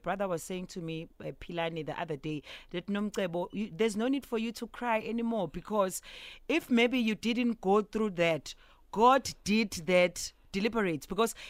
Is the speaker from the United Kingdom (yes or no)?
no; South Africa; I'm still that Zulu girl who still speaks Zulu